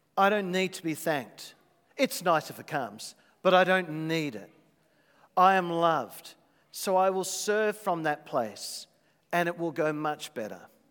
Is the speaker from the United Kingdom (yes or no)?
no; Australia; as an Aussie